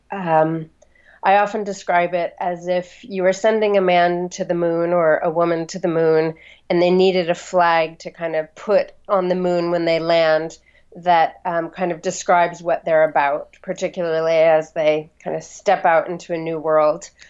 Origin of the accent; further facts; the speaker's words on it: Los Angeles, California, United States; moved away as an adult; also born or lived in Santa Fe, New Mexico; now in London, United Kingdom; I uh, grew up on the west coast of the U.S um, first in Santa Fe, New Mexico until I was about eight, and then in Los Angeles